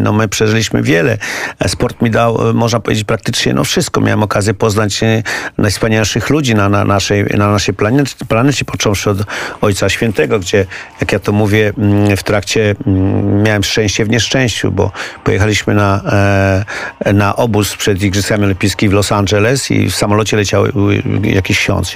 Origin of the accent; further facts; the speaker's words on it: Poland; jestem z Polski.